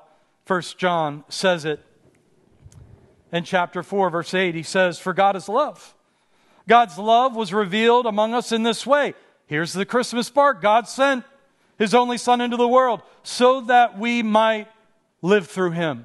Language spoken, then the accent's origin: English; Pittsburgh, Pennsylvania, United States; moved away as an adult; now in Los Angeles, United States; I grew up in Pittsburgh, in a fairly rough neighborhood in Pittsburgh